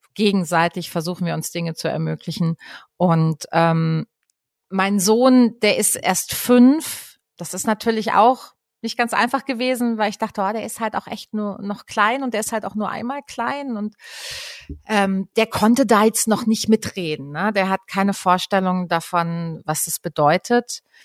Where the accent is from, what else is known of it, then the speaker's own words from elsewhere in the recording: Dreisamtal, Baden-Württemberg, Germany; also born or lived in Freiburg; Ich komme aus dem Dreisamtal